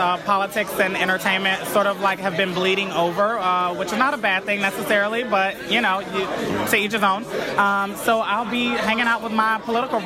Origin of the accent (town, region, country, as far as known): Vidalia, Georgia, United States